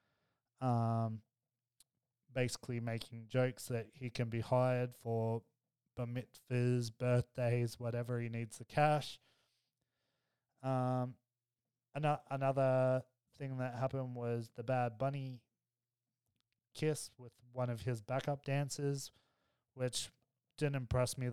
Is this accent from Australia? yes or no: yes; Australia; me being Aussie